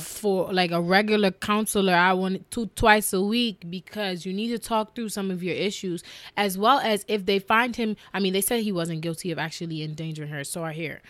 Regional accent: New York, United States; growing up in New York, just hearing hip hop

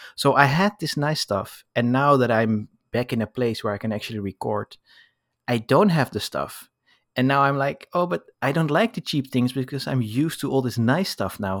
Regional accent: Amsterdam, North Holland, Netherlands; now in Paris, France; I was born in Amsterdam, but now I live in Paris

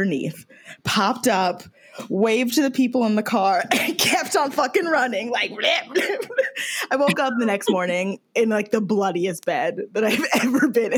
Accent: Detroit, Michigan, United States; I grew up in Michigan

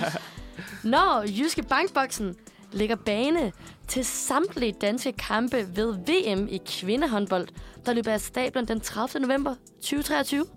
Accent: Aarhus, Central Denmark Region, Denmark; jeg er fra Aarhus og kæmpe A G F-fan

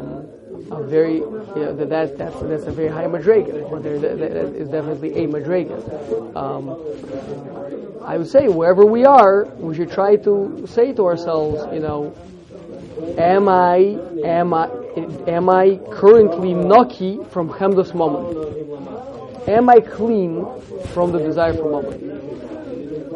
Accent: United States; growing up in America with the ideals that I was put into my mind

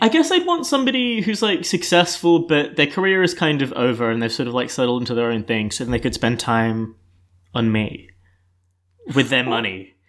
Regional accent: Melbourne, Victoria, Australia; I'm twenty-three. I'm from Melbourne

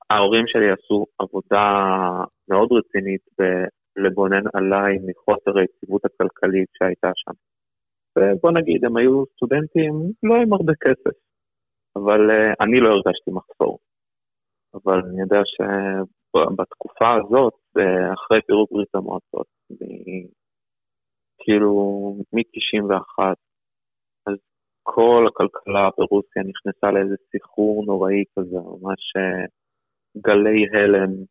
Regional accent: Beersheba, Southern District, Israel; also born or lived in Saint Petersburg, Russia / Arad, Israel; חצי שנה מרכז קליטה בערד, עוד שנה וחצי מרכז קליטה בבאר שבע, אני בעצם גדלתי בבאר שבע. Mm. זאת העיר שלי.

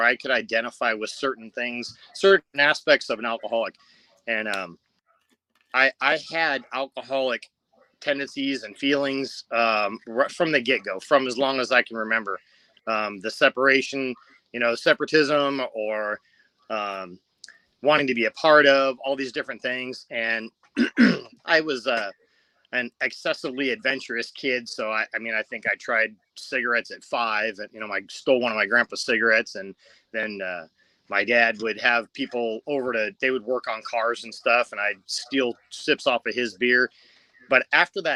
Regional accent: Covina, California, United States; also born or lived in La Verne, California / Rosemead, California; I actually grew up in Covina, not far from the 502 Club.

